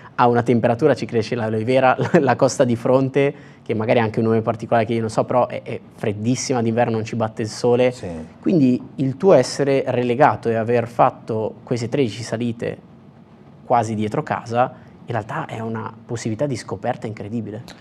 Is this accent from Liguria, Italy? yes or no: no; Brianza, Lombardy, Italy; io sono brianzolo